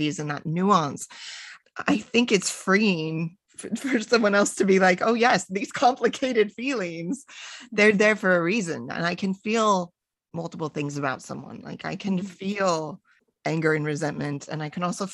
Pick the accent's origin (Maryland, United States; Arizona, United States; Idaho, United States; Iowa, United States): Arizona, United States; I was born and raised in Arizona